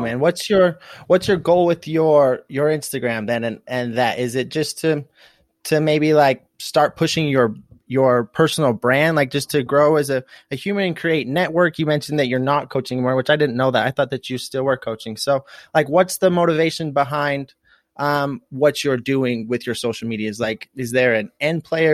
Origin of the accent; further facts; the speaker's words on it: United States; also born or lived in St. George, Utah; I'm from, like, the southeastern um, northeastern side of, of, like, Idaho and, and Utah, right on the border